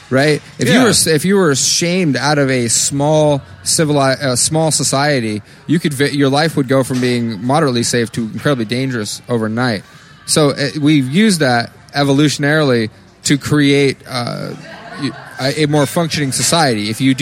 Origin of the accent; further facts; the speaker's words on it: Maine, United States; I'm from Maine